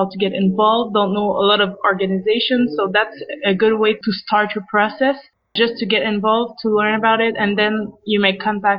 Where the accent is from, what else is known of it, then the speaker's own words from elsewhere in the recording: Montreal, Quebec, Canada; in Montreal, because it was my hometown